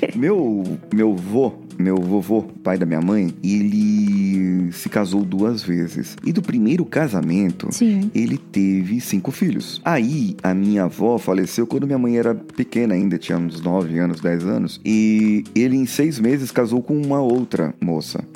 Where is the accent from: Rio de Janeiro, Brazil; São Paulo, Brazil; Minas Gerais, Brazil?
Minas Gerais, Brazil; Barbacena; eu era criança, quando era criança pequena lá em Barbacena